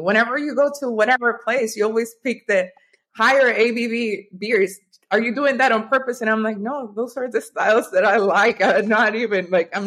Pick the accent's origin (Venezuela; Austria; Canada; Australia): Venezuela; moved away as an adult; also born or lived in Norway / Miami / North Carolina; now in United States; growing up in Venezuela